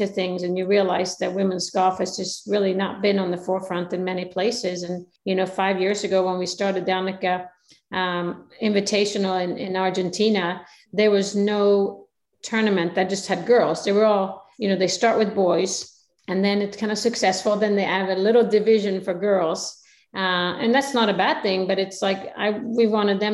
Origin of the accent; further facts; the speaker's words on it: Sweden; I'm coming from Sweden